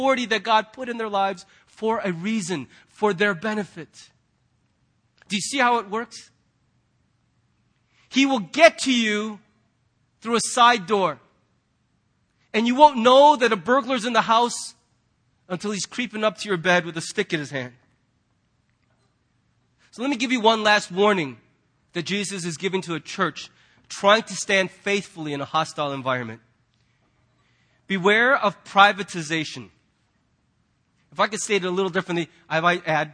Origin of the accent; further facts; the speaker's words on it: United States; as American Christians